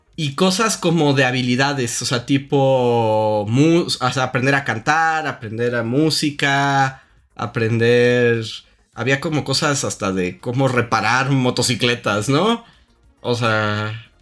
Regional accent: Mexico; accent: acento de frijolito (Mexican)

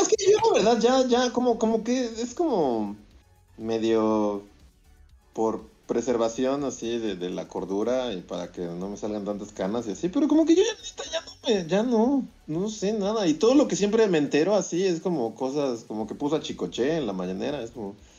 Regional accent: Mexico

